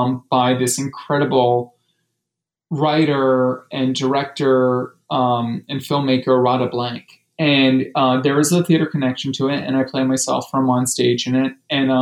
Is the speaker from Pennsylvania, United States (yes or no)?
yes; Philadelphia, Pennsylvania, United States; when I was a kid, growing up in Philadelphia